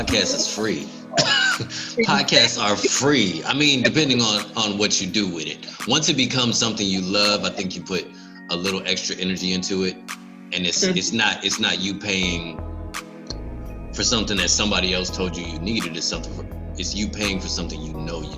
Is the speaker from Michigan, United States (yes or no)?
yes; Detroit, Michigan, United States; also born or lived in Houston; now in Tampa, United States; I'm from Detroit